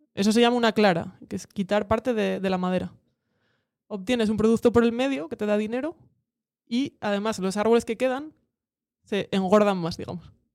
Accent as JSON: {"language": "Spanish", "town": "Cudillero", "region": "Asturias", "country": "Spain", "tie": "born or raised there", "moved": "yes", "lives_now": "Gijón, Spain", "said": "soy de Cudillero"}